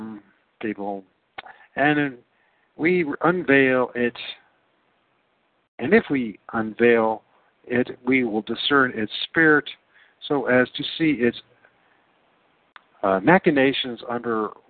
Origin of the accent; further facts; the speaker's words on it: United States; I'm an American